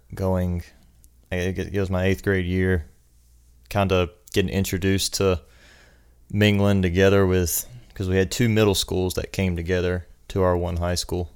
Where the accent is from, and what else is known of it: New Ellenton, South Carolina, United States; born or raised there; also born or lived in Aiken, South Carolina